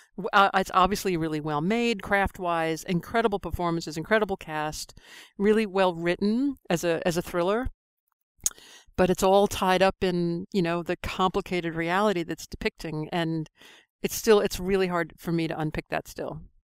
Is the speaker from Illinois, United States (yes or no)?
no; New York, United States; moved away as an adult; now in London, United Kingdom; I'm a New Yorker, I was in New York on nine eleven